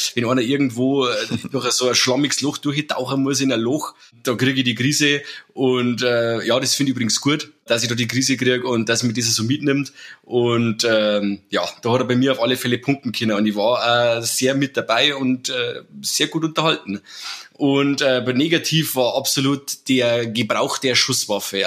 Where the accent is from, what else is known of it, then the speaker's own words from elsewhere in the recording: Germany; bei uns in Deutschland